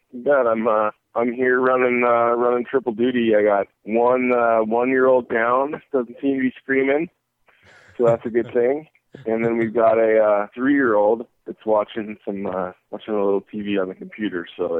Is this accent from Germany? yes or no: no; Montana, United States; Oh, I basically grew up, you know, I'm from Montana. My parents moved out here before I was born